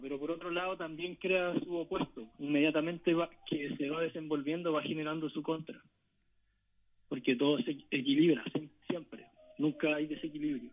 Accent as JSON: {"language": "Spanish", "country": "Chile", "said": "nos diría a nosotros como pueblo chileno"}